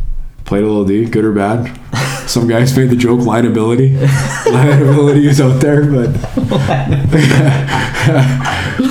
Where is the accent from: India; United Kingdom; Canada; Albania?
Canada; Calgary, Alberta; moved away as an adult; also born or lived in Anchorage, Alaska; now in Deggendorf, Germany; I grew up in Calgary watching the Flames